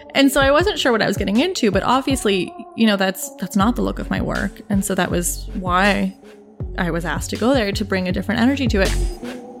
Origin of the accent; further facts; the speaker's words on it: Toronto, Ontario, Canada; I grew up in Toronto. I grew up in the east end of Toronto in a neighborhood called The Beaches